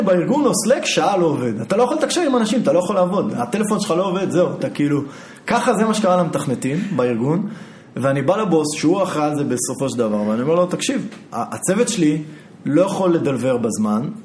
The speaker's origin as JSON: {"language": "Hebrew", "country": "Israel", "said": "אני ישראלי"}